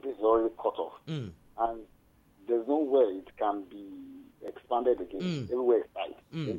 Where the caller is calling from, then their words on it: Ibadan, Oyo, Nigeria; I'm calling from Challenge.